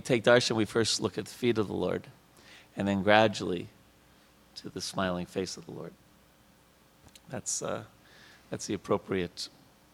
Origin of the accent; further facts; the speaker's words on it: New York, United States; I was a kid growing up in New York